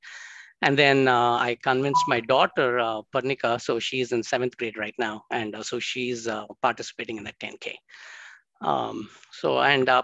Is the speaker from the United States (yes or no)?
no; India; also born or lived in Chennai, Tamil Nadu / Hyderabad, Telangana; Grew up in Madras and in Hyderabad